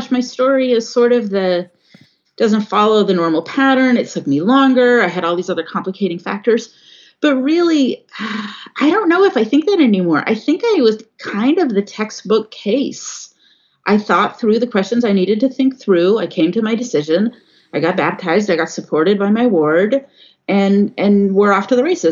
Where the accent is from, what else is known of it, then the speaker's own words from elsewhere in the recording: California, United States; now in Washington State, United States; I grew up in California. Not very far from where the Oakland Temple is